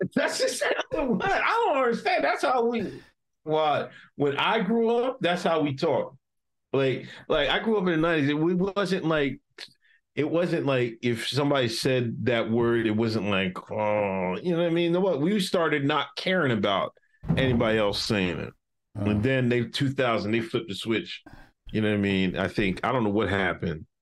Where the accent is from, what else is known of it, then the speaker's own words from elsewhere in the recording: United States; my hometown, Westchester